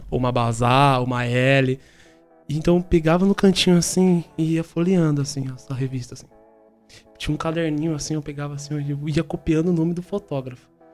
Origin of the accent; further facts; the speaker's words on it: São Paulo, Brazil; moved away; Sou de São Paulo, sou natural de São Paulo. Nasci na Zona Sul. É, eu me criei na Vila Mascote, lá em São Paulo